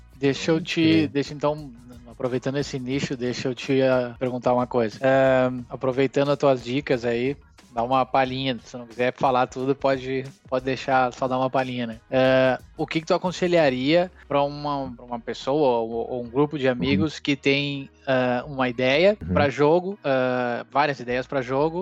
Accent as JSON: {"language": "Portuguese", "region": "Rio Grande do Sul", "country": "Brazil", "said": "aqui no Rio Grande do Sul, né? Eu não saí do Rio Grande do uhum. Sul"}